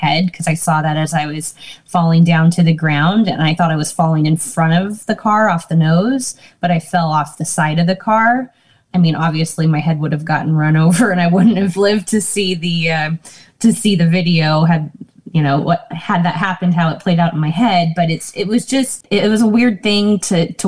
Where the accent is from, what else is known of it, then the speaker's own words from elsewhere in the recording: California, United States; also born or lived in Georgia; I pretty much was raised in California